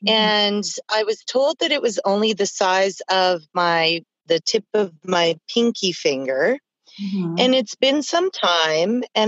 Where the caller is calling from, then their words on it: Alberta, Canada; I'm calling from Alberta, Canada.